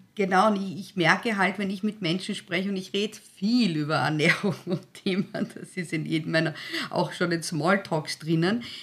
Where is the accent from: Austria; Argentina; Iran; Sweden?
Austria; Styria; Ich bin ein Steirerkind, ich bin eine halbe Steirerin